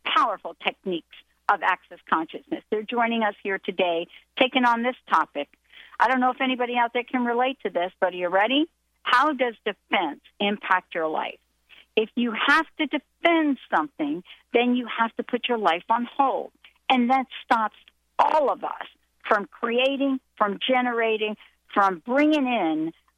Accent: New Jersey, United States; the state of New Jersey, my hometown

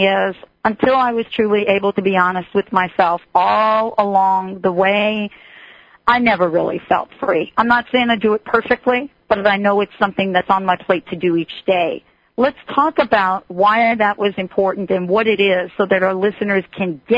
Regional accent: New York, United States; I'm from New York

